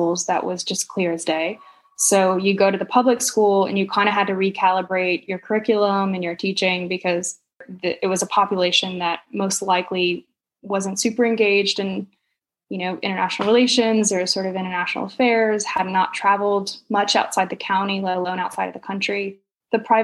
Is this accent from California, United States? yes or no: no; Huntsville, Alabama, United States; moved away; also born or lived in Montreal / Australia / sub-Saharan Africa; I grew up in North Alabama in a city called Huntsville.